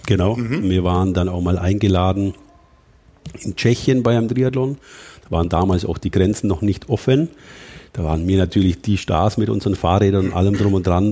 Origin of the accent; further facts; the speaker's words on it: Allgäu, Bavaria, Germany; bei uns im Allgäu